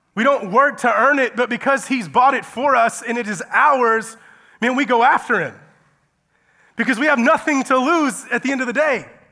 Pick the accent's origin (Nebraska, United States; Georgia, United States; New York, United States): Georgia, United States; moved away as an adult; I'm from Georgia